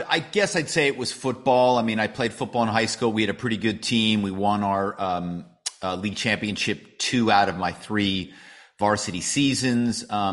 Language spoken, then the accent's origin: English; Philadelphia, Pennsylvania, United States; My hometown is Philadelphia